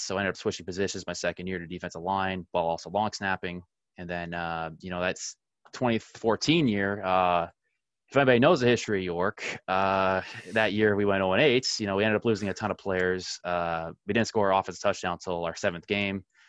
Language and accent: English; Ottawa, Ontario, Canada; I'm from the Ottawa area